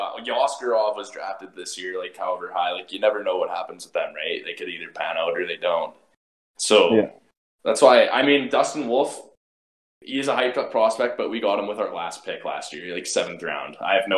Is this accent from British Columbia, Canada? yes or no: yes; Abbotsford, British Columbia, Canada; I was living in Abbotsford at the time